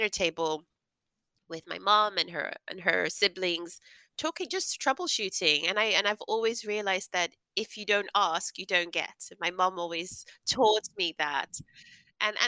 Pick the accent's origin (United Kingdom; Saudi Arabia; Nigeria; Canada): Nigeria; the family I grew up in Nigeria